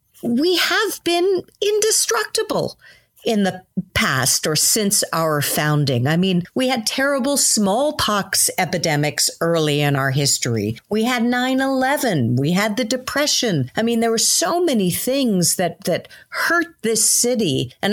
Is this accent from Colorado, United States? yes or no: no; New York City, New York, United States; Well, I'm a New Yorker too